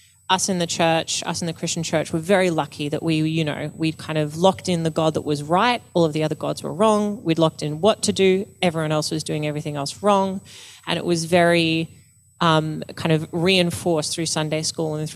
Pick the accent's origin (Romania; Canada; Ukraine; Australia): Australia; Blue Mountains, New South Wales; Growing up in the Blue Mountains